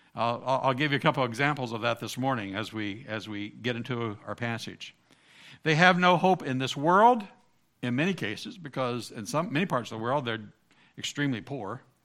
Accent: Southern Ohio, United States; I grew up in Southern Ohio, part of the Bible Belt

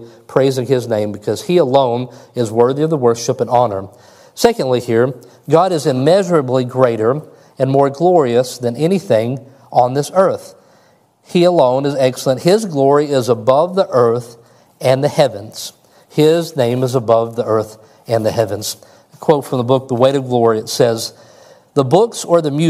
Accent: Kentucky, United States; I'm from Kentucky

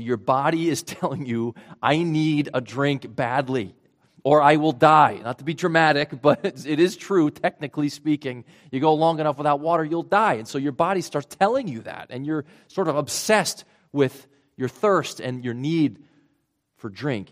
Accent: Rhode Island, United States; accent: Rhode Island; moved away; my Rhode Island accent coming back there, pretty strong

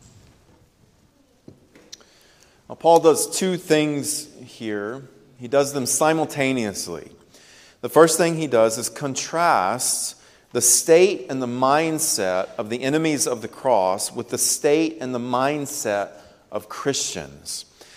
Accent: United States; We are American citizens

